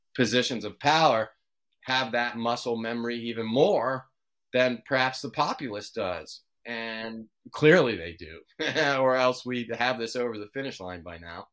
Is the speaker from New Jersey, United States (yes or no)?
no; Washington, District of Columbia, United States; now in Oakland, United States; my brother and I grew up in the Washington, D C area